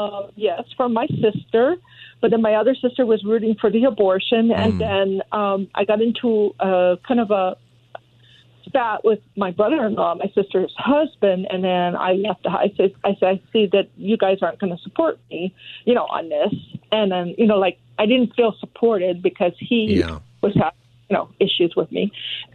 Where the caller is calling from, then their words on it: El Monte, California, United States; Oh, hi. El Monte.